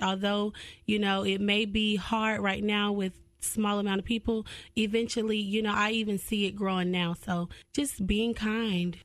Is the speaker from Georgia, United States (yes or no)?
yes; Cartersville, Georgia, United States; I'm originally from Cartersville, Georgia, so small town type of thing.